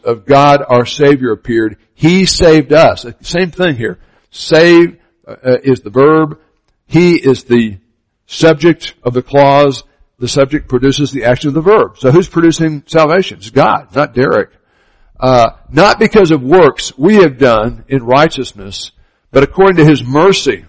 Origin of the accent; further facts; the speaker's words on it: Miami, Florida, United States; I grew up in Miami, Florida